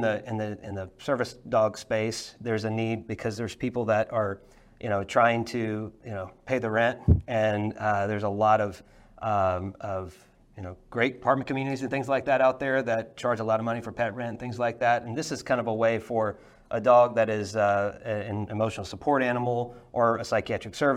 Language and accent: English; Louisiana, United States; I grew up in Louisiana